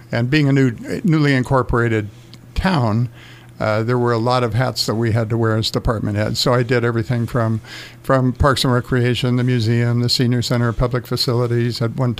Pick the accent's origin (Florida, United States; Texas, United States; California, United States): California, United States; Los Angeles; also born or lived in Santa Monica, California; now in Yucca Valley, United States; Raised in West Los Angeles and the San Fernando Valley and Santa Monica areas. Moved to the desert following, I graduated from California State University, Northridge, and moved to the desert. I was looking for a small town.